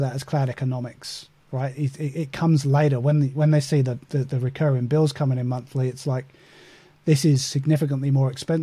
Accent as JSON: {"language": "English", "country": "United Kingdom", "moved": "as an adult", "lives_now": "Australia", "said": "I am British by origin, been in Australia for 12 years in November."}